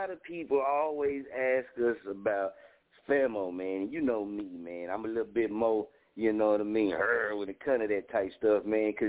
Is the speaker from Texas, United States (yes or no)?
yes; Dallas, Texas, United States; I'm from Dallas